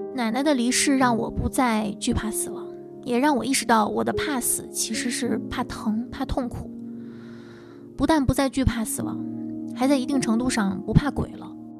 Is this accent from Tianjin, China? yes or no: yes; Tianjin, China; now in Beijing, China; 来自天津，现居北京